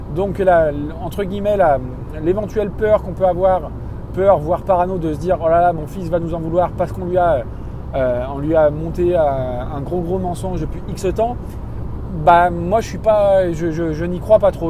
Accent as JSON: {"language": "French", "country": "France", "said": "je suis issu d'une famille de Français moyens"}